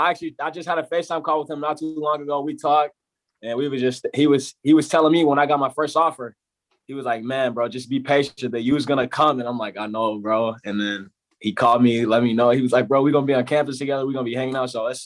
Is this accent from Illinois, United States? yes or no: yes; Chicago, Illinois, United States; born there; I was born in Chicago. I moved from Chicago. We were moving around.